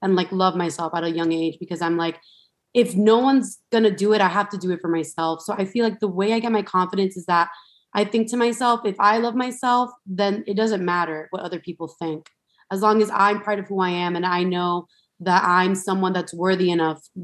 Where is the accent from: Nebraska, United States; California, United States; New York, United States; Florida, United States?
Florida, United States; Miami; I'm from Miami, Florida, and I grew up like, you know, I grew up with three sisters